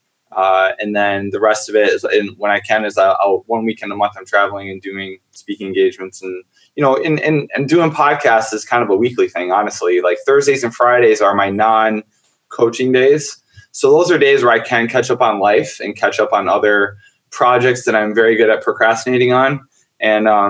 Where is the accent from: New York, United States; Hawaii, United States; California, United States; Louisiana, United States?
New York, United States; upstate; I grew up in a very, very, very, very small town in upstate New York